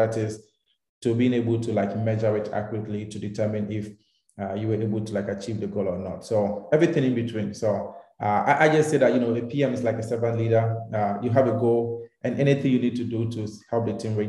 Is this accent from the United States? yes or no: no; Takoradi, Western Region, Ghana; I'm from Ghana. I was born in Takrade. I grew up over there.